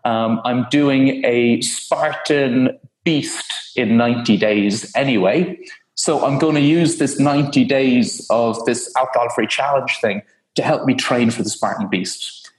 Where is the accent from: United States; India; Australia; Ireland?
Ireland; now in United Kingdom; Yeah, and I still haven't escaped that whole Irish thing. So as an Irish man living in the UK